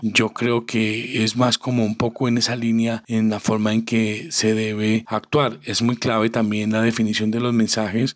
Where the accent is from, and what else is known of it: Colombia